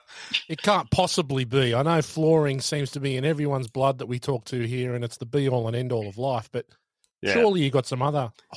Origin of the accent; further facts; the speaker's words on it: Sydney, New South Wales, Australia; moved away; I'm from the Northern Beaches of Sydney. Used to play at Cromer Golf Club.